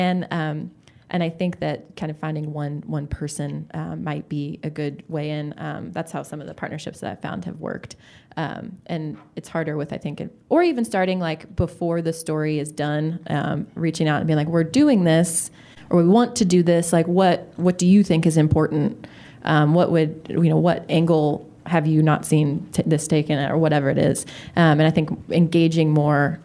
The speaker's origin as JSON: {"language": "English", "town": "Louisville", "region": "Kentucky", "country": "United States", "said": "I was from Louisville, which like might as well be from New York City"}